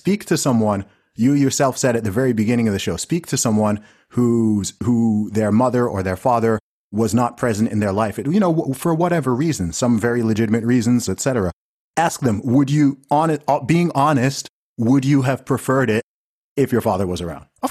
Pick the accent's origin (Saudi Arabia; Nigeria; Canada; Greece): Saudi Arabia; Like I grew up in Saudi Arabia. And, you know, Saudi's a place that people like to talk crap about, despite the fact they've never been there.